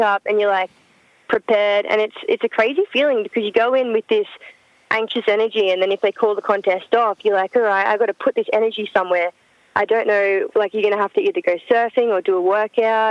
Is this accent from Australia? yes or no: yes; Coolum Beach, Queensland, Australia; moved away; I grew up in Coolum, Sunny Coast, and still my favourite place on earth